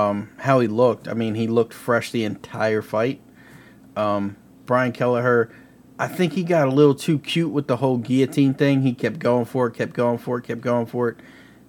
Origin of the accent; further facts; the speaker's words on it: Kansas City, United States; you know, I'm from Kansas City, and we got the loudest fans